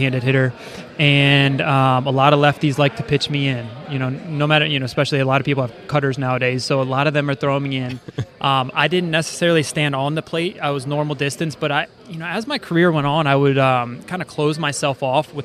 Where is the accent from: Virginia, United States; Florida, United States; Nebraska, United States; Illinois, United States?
Virginia, United States; Northern; I grew up in the Northern Virginia area